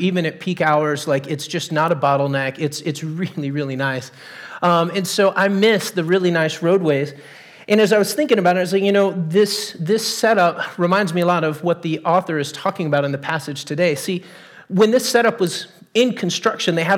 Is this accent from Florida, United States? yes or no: no; Texas, United States; moved away; I grew up in Texas. I was born and raised there